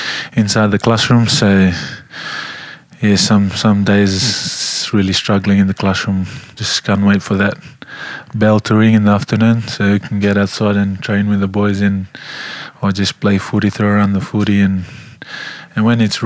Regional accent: Nausori, Central Division, Fiji; I was born in my little hometown. It's called Nosori. I was born in Nosori Maternity Hospital, 1995. I grew up back in the village

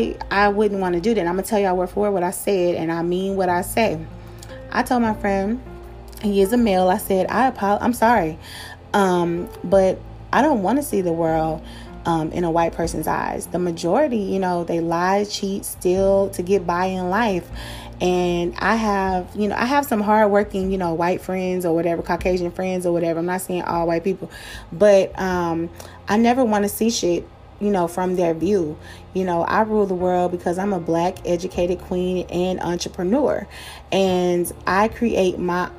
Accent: Pleasant Grove, United States; I grew up in Pleasant Grove, you know what I'm saying? The projects of Pleasant Grove

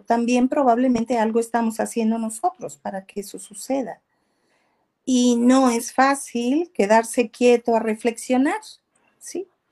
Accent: southern Veracruz, Mexico; soy del sur de Veracruz, crecí con mi madre

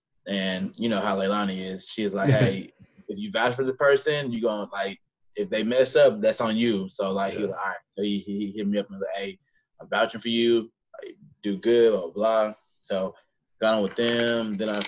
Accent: Houston, Texas, United States; now in Dallas, United States; Houston, Southwest.

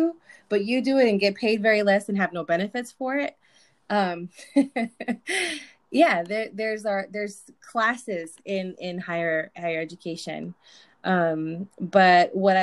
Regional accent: Imperial Valley, California, United States; also born or lived in Mexicali, Mexico; We're from a small town in the Imperial Valley, California. And I was born in Mexicali, raised in the valley.

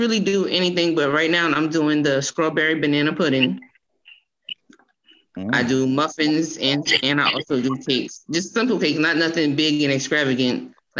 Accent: Cross, South Carolina, United States; I'm from Cross. That's okay. A little small town out here.

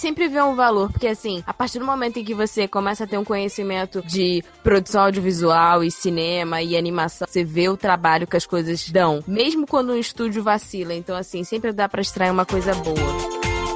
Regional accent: São Paulo, Brazil; Eu sou de São Paulo, capital, tenho trinta e cinco anos

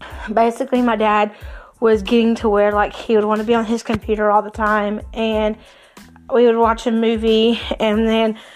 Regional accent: Cowpens, South Carolina, United States; also born or lived in Spartanburg, South Carolina / Pacolet, South Carolina; originally came from Spartanburg to Cowpens and then to Packlet

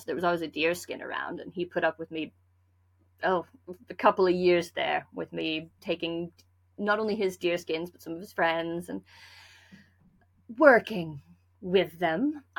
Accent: Lander, Wyoming, United States; Well, I grew up in Lander, Wyoming. So not a heavily populated area of the world, we'll put it that way.

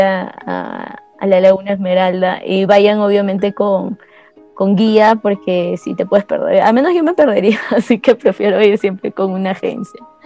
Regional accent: Ayacucho, Peru; la ciudad que, que de donde soy yo

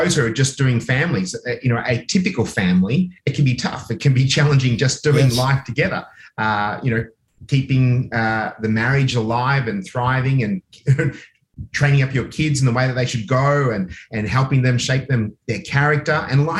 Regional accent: Australia; also born or lived in Oxford, United Kingdom; but I was born in Oxford, England, but I came to Australia when I was less than 2 years of age, so I didn't really have time to pick up any lingo.

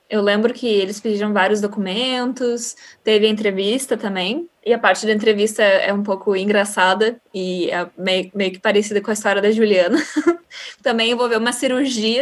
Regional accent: Porto Alegre, Rio Grande do Sul, Brazil; moved away as an adult; now in Netherlands; sou do Sul, de Porto Alegre

